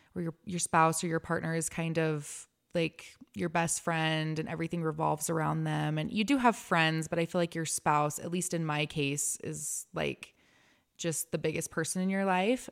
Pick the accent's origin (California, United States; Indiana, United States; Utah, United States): Utah, United States; Lehi; I was raised in Lehigh